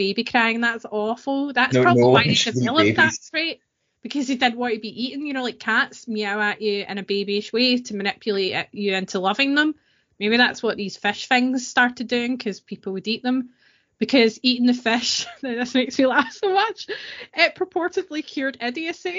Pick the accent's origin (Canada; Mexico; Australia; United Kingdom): United Kingdom; East Kilbride, Scotland; I'm from Green Hills in East Kilbride